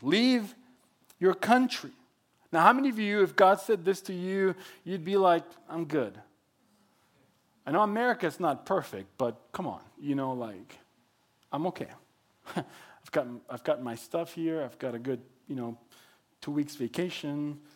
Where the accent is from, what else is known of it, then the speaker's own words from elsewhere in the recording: Mexico; English is a second language; moved away as an adult; also born or lived in Texas; now in Oregon, United States; I was born and raised in Mexico